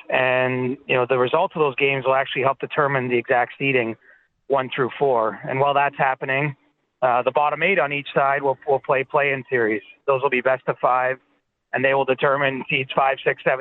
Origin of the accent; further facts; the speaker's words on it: Canada; and we're all Canadian, we like to get outdoors